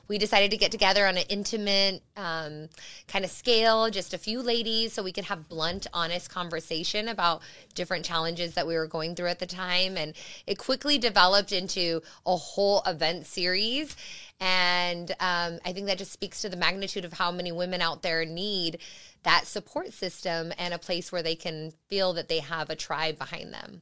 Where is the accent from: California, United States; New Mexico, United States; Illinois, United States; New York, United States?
New Mexico, United States; Las Cruces; moved away; also born or lived in Arizona; my home state, uh, original home state of New Mexico, Las Cruces, is, is my, my hometown